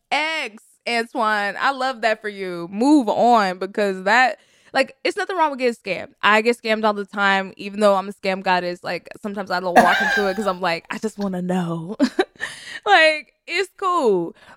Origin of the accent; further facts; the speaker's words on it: Texas, United States; I am from Texas. I know Beaumont.